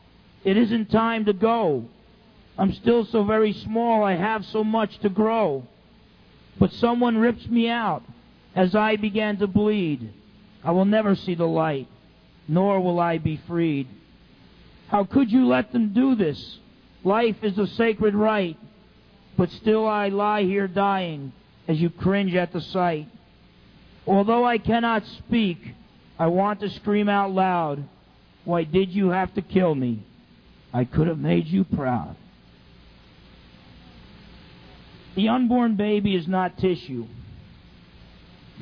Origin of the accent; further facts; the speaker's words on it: New Jersey, United States; When I was in high school, James Caldwell High School in New Jersey.